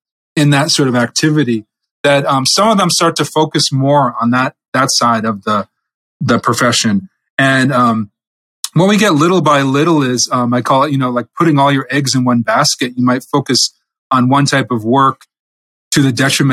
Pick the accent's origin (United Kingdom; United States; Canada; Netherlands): United States; New England; I'm from New England, part of America